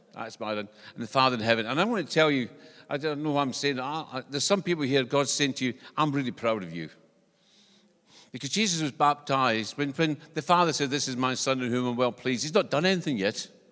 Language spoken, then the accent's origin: English; Scotland, United Kingdom; accent: Scottish; now in New Zealand; When I was growing up in, in Scotland, because I, I'm from Scotland, this is not an English accent.